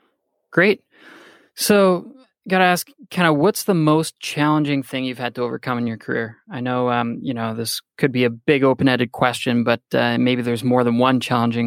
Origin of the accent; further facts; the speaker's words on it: Canada; I'm Canadian. I come from a background as a universal healthcare system.